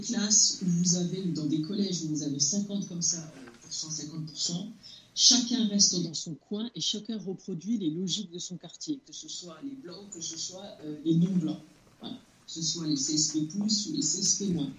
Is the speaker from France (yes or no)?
yes; France; je suis d'origine algérienne, j'y suis allée plusieurs fois, mais je suis née en France, j'ai grandi en France